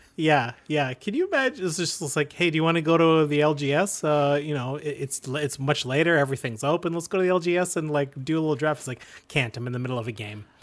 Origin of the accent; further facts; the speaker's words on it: Canada; We're proud Canadian podcasters